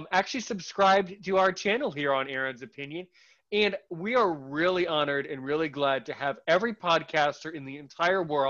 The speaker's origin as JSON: {"language": "English", "country": "United States", "said": "I'm American, living in an undisclosed location somewhere in the universe."}